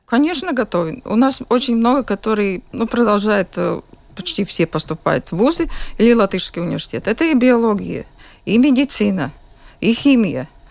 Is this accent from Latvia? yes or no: yes; Jurmala, Latvia; я из Юрмалы, я родилась в Юрмале и живу в Юрмале